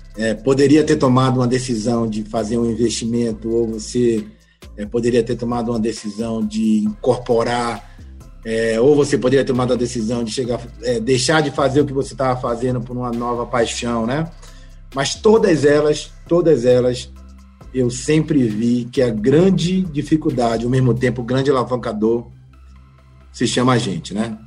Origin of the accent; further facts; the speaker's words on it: Santo Amaro, Bahia, Brazil; also born or lived in Salvador; sou baiano, né? Tenho 45 anos, nasci Nasci na cidade de Santo Amaro da Purificação